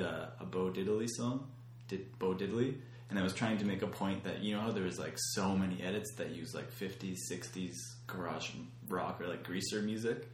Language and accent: English; Canada